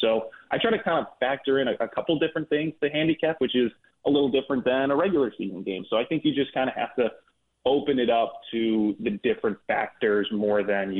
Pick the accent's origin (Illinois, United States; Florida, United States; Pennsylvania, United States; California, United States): Illinois, United States; Chicago; And I'm from Chicago, and let me tell you, I'm not the only IU alum in Chicago.